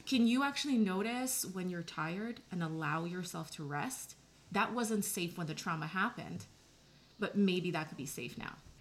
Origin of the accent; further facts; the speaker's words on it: New York, United States; I'm from New York